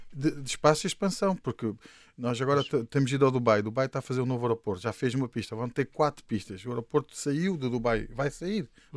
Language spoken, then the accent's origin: Portuguese; Luanda, Luanda Province, Angola; moved away as an adult; now in Portugal; Eu nasci em Luanda e quando fiz 18 anos vim para, para Portugal